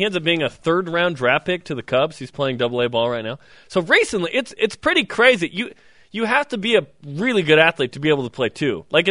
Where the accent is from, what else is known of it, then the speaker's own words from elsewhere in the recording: Idaho, United States; I was born in Idaho. I'm a spud of sorts.